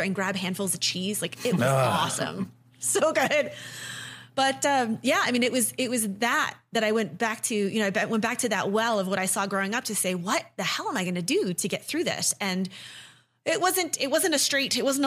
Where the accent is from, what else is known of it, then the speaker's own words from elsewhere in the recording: New England, United States; moved away as an adult; also born or lived in Chicago; I'm from New England originally.